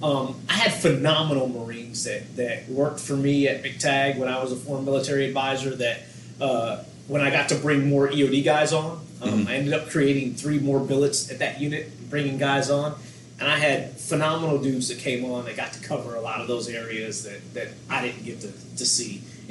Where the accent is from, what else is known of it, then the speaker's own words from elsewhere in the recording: Michigan, United States; I grew up in Michigan my whole childhood.